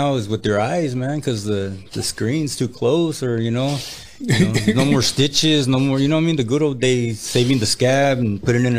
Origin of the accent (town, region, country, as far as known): Le Grand, California, United States; born or raised there; also born or lived in Merced, California